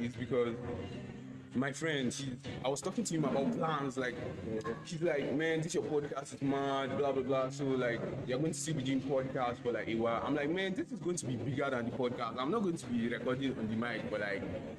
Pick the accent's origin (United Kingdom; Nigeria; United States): Nigeria; as a Nigerian myself